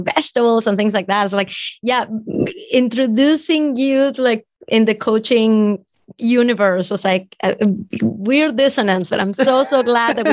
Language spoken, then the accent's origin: English; Venezuela; now in United States; If you can tell from my accent, I'm from Venezuela and I wasn't born here